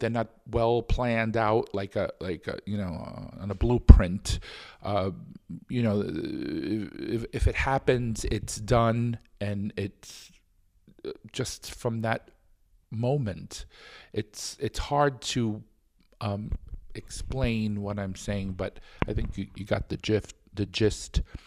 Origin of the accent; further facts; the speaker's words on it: New York City, New York, United States; I was born in New York City in Brooklyn, actually, um, in the early sixties